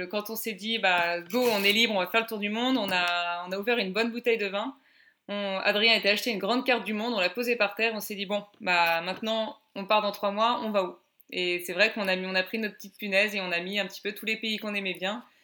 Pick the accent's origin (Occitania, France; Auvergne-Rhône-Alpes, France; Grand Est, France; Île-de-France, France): Île-de-France, France; Paris; moved away as an adult; now in Bordeaux, France; moi je suis originaire de Paris euh, et j'ai 30 ans. Je vais avoir bientôt 31 ans, mais j'ai encore 30 ans.